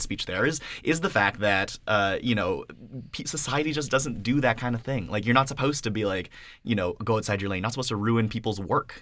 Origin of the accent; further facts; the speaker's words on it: Canada; as a Canadian